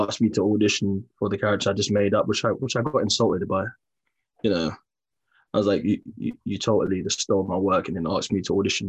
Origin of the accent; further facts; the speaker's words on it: London, United Kingdom; I'm from Peckham.